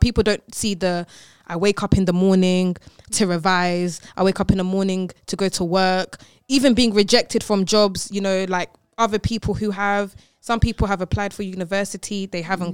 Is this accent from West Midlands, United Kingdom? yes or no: no; London, United Kingdom; I'm from London